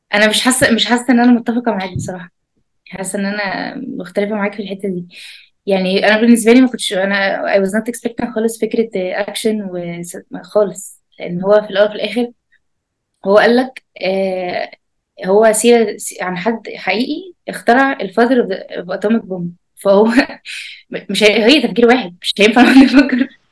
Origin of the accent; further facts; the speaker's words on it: Egypt; عندنا في مصر